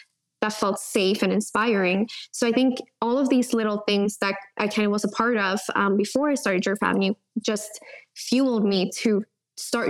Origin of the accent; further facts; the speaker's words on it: Sweden; also born or lived in California; Coming back from California to my hometown, that's when I realized, I think it was like 12 or 11 when I moved back, but that's when I realized like, oh, there's a world outside of Sweden.